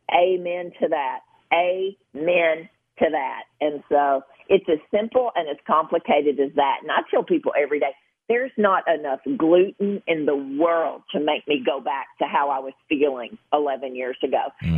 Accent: Gilbertsville, Kentucky, United States; I'm from Western Kentucky, so I can say, you know, from Gilbertsville, Kentucky

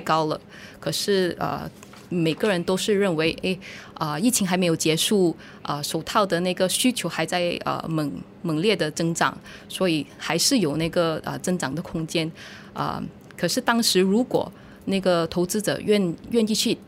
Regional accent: Malaysia; 我们是比土生土长的马来西亚人

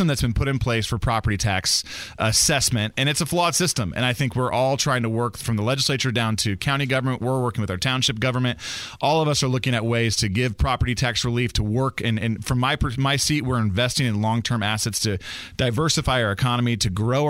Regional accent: Noblesville, Indiana, United States; I'm the mayor of Noblesville

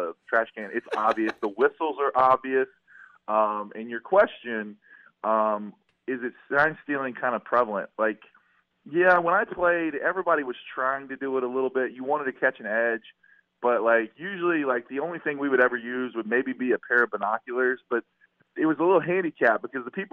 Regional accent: West Virginia, United States; now in Florida, United States; I'm from West Virginia.

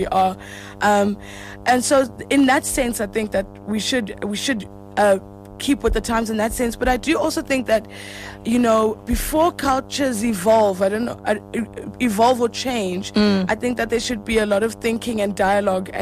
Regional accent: South Africa; also born or lived in Hamburg; as a South African

